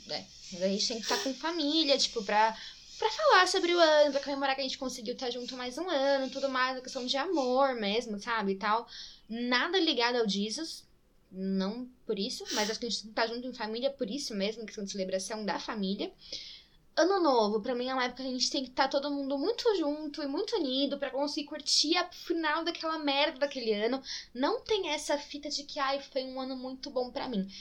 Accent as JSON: {"language": "Portuguese", "region": "interior of São Paulo", "country": "Brazil", "also_born_or_lived": "Itatiba / Limeira", "accent": "interior (caipira R)", "said": "minha família é de Itatiba. E é por isso que eu falo. Eu morei em Limeira um tempo também, então é por isso que eu falo interior tá? Eu puxo o R um pouquinho às vezes, é, é por causa da minha vivência interior."}